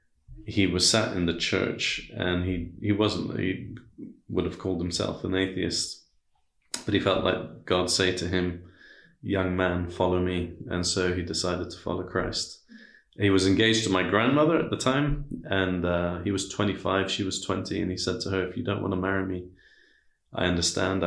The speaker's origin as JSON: {"language": "English", "country": "Iran", "tie": "born or raised there", "said": "I was born in Iran. My dad is Iranian. My mother's British"}